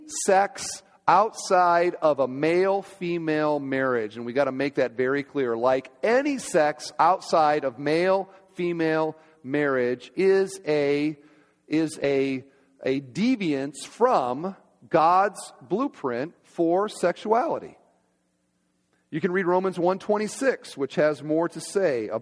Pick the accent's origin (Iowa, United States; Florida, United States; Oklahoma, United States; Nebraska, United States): Iowa, United States; moved away; my home state, Iowa